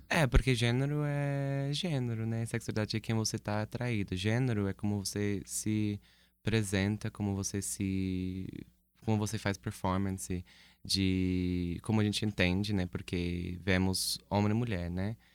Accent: United States; now in Brazil; sou dos Estados Unidos originalmente

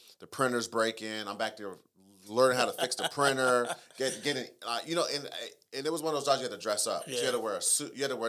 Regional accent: Southern California, United States; I grew up in Southern, I was born in Southern California and raised in Southern California.

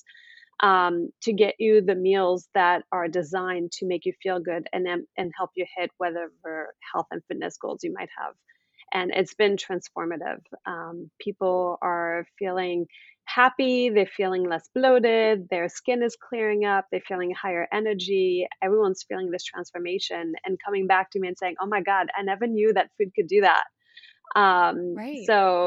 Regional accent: France; now in United States; I'm actually originally from France. I've been living in the US for about 20 years.

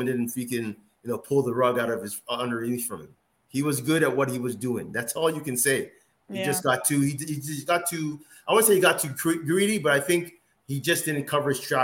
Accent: Nigeria; I'm a Nigerian.

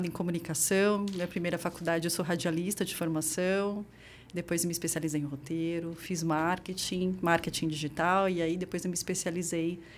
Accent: São Paulo, Brazil; Ali na Vila Formosa, você

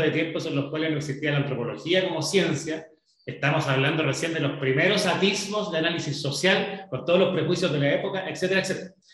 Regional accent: Chile; hemos vivido los chilenos

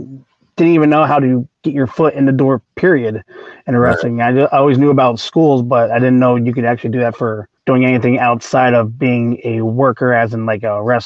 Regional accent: Ohio, United States; Grew up with a bunch of friends in my hometown in Ohio.

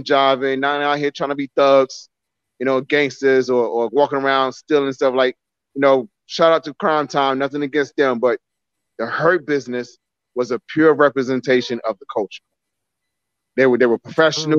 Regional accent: New York City, New York, United States; moved away as an adult; also born or lived in New Jersey; now in North Carolina, United States; I grew up in Brownsville

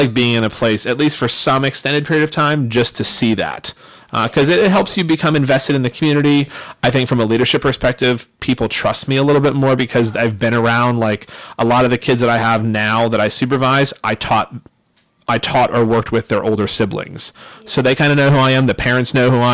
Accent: Pittsburgh, Pennsylvania, United States; moved away; I'm originally from Pittsburgh

